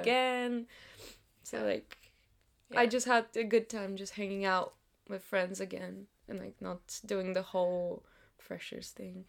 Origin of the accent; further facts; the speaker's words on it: Sofia, Sofia City, Bulgaria; English is a second language; moved away as an adult; now in United Kingdom; the universities of sofia my hometown